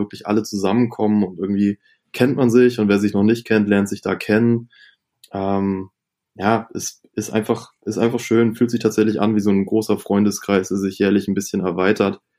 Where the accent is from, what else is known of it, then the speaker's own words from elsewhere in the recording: Northern Germany, Germany; so als Norddeutscher war irgendwie … auch ganz schnell, ganz wichtig für einen.